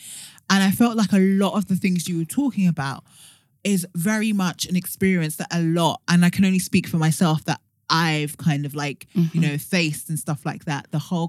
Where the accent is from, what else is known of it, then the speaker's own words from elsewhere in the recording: London, United Kingdom; being first generation British Nigerian